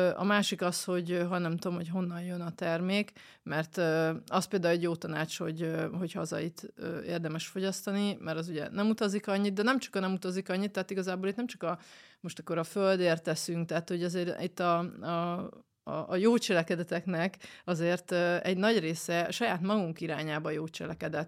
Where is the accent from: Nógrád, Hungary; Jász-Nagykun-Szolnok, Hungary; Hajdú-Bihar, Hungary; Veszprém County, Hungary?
Hajdú-Bihar, Hungary; Debrecen; Debreceni vagyok